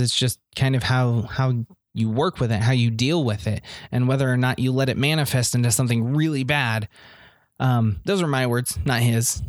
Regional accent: Indiana, United States; I'm just a hick from Indiana

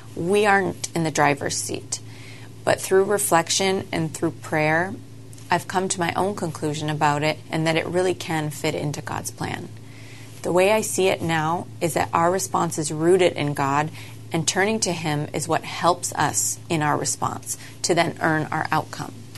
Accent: Canada; I grew up in Canada as part of a very small family

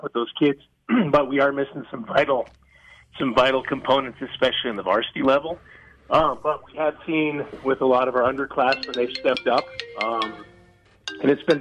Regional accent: Evanston, Wyoming, United States; moved away; I grew up in a small town in Evanston, Wyoming.

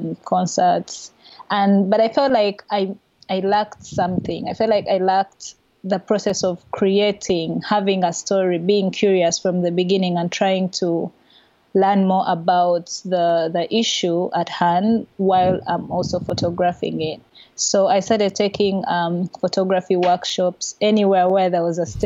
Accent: Kampala, Central Region, Uganda; I was born and raised in Kampala, which is the main city of our small country

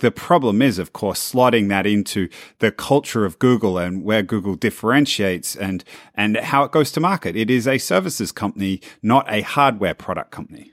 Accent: Australia; now in San Francisco, United States

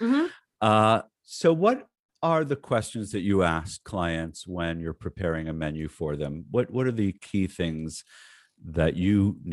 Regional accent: North Miami Beach, Florida, United States; I grew up in North Miami Beach, Florida, which is like 20 minutes from the northern campus at FIU.

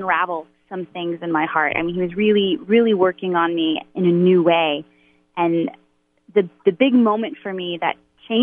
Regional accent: Baton Rouge, Louisiana, United States; I grew up in Baton Rouge, Louisiana.

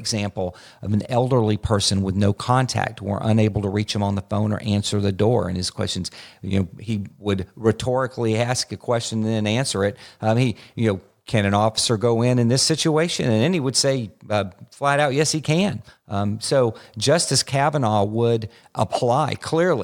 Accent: Florida, United States; My home state of Florida

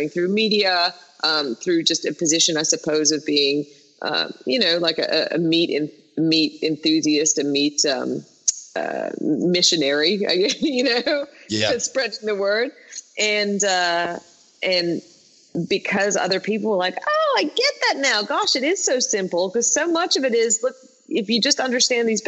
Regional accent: Australia; being Australian

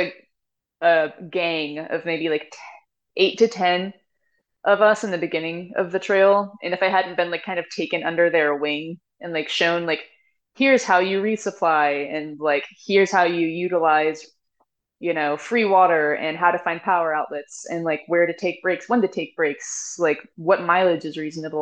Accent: Lakeland, Florida, United States; now in Georgia, United States; my hometown is Lakeland, Florida

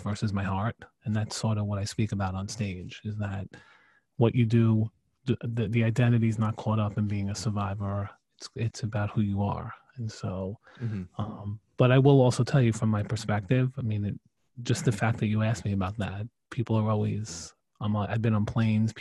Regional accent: New York City, New York, United States; also born or lived in Staten Island, New York / Canada (mother's ancestry); I grew up in Brooklyn, New York

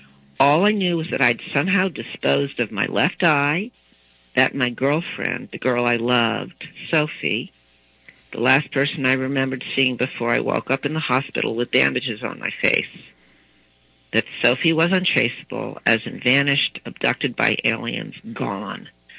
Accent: East Coast, United States; also born or lived in Baton Rouge, Louisiana; I grew up on the East Coast. My husband's from the East Coast. We had three children when we were living in Washington, D.C., but then we moved to Baton Rouge, Louisiana, which is the Deep South

